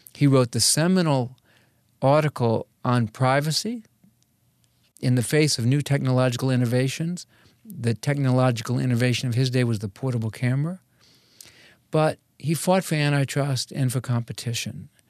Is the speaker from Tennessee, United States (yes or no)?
no; Norwood, Massachusetts, United States; moved away; I grew up in New England. I, uh, was in a little town called Norwood, Massachusetts